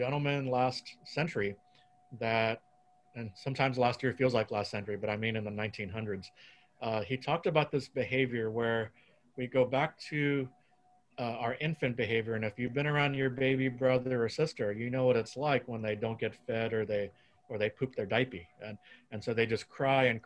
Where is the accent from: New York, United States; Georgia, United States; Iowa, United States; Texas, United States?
Texas, United States; now in California, United States; I grew up in Texas